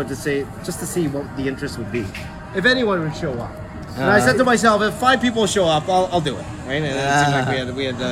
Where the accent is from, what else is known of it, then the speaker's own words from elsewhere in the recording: Toronto, Ontario, Canada; Toronto, Canada. I was born there